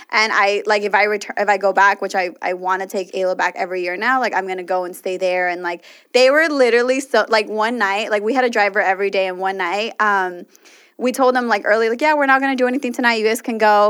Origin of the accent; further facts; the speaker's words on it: Los Angeles, California, United States; us L A people, like, really are spoiled by weather